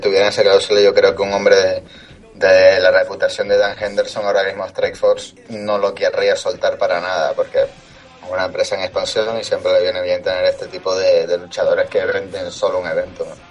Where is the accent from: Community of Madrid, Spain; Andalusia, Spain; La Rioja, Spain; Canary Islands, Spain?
Canary Islands, Spain; mi tierra y en la, lucha canaria